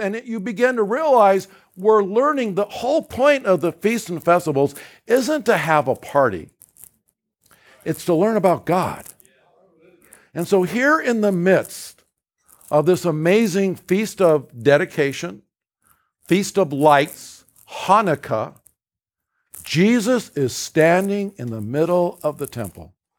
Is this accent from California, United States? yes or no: yes; California, United States; I was raised in California.